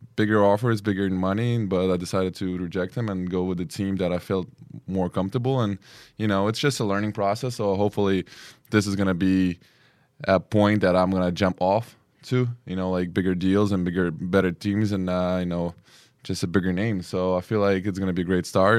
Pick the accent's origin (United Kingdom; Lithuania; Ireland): Lithuania; also born or lived in New York; now in Spain; I'm from Lithuania, and I've been living in New York for four years